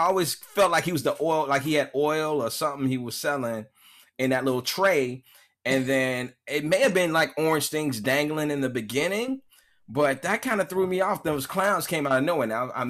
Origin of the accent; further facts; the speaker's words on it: Chicago, Illinois, United States; I'm from the South side.